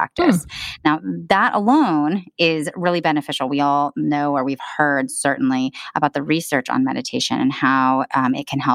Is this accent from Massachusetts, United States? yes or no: no; Southern California, United States; moved away as an adult; also born or lived in Michigan / Australia; I was born and raised in Southern California